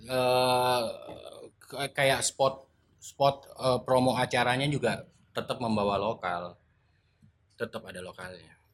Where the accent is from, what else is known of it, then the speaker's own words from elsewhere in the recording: Palu, Central Sulawesi, Indonesia; born there; saya lahir di Palu kan iya yeah.